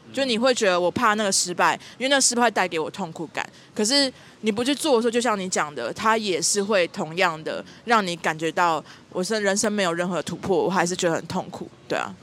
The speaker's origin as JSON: {"language": "Chinese", "region": "southern Taiwan", "country": "Taiwan", "tie": "born or raised there", "moved": "yes", "said": "因为我是从南部来嘛，我是南部小孩"}